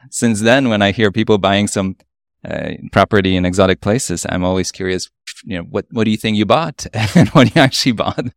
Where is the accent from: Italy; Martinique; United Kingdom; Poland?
Poland; also born or lived in Upper East Side, New York; now in New York, United States; I grew up in Poland